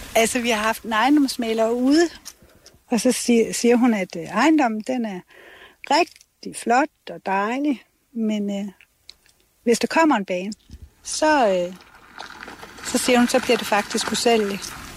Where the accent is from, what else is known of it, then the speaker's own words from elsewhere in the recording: Denmark; det er mit barndomshjem